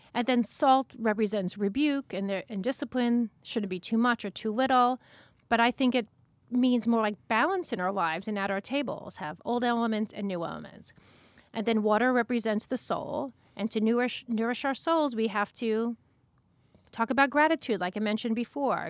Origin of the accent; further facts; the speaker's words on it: Long Beach, New York, United States; I grew up in Long Beach, Long Island